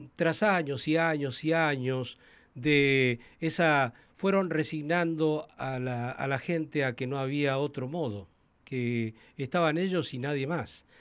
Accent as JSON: {"language": "Spanish", "region": "Santa Cruz", "country": "Argentina", "tie": "born or raised there", "said": "la provincia donde yo nací, crecí, a la que adoro"}